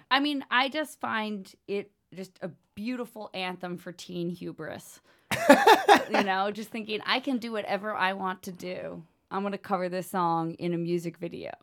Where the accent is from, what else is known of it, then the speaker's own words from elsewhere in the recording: United States; as an American woman